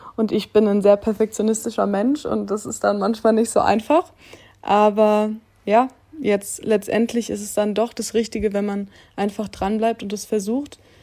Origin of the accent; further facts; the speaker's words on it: Germany; ich war ganz viele Jahre auf einer ganz normalen Schule bei uns in Using, auf einem Gymnasium und wollte eigentlich unbedingt da mein Abitur machen, weil ja, ich war schon immer